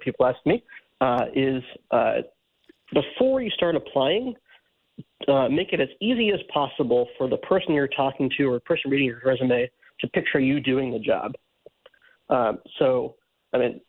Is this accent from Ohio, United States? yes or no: yes; Cleveland, Ohio, United States; the Guardians, which was my hometown team.